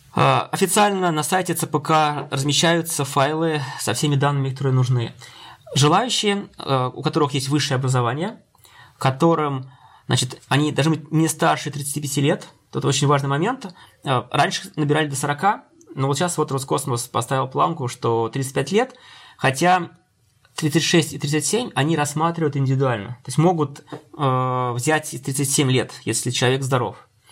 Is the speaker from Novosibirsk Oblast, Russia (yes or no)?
no; Penza, Penza Oblast, Russia; я учился в родном городе, Пенза, э, в технологическом институте местном